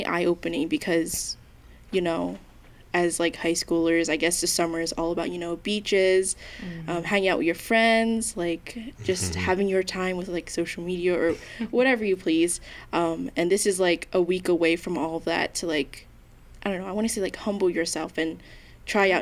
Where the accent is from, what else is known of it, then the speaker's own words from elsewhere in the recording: Collingswood, New Jersey, United States; I'm from Most Precious Blood in Collingswood. So like, I've grown up around the area